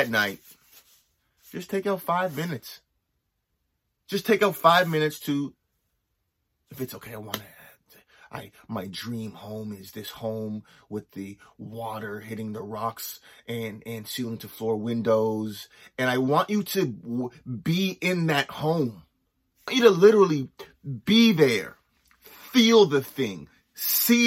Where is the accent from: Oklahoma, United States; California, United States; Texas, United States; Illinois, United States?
California, United States; Los Angeles; also born or lived in Nova Scotia; now in Canada; growing up